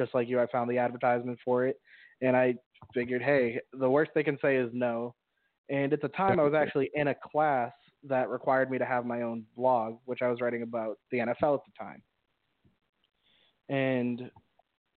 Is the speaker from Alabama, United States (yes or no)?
no; Boston, Massachusetts, United States; I'm from Boston, and I just homegrown